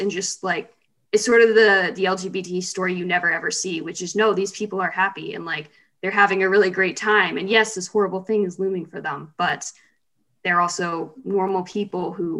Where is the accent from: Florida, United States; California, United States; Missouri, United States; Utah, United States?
Florida, United States; Cocoa Beach; Cocoa Beach, kind of near Orlando.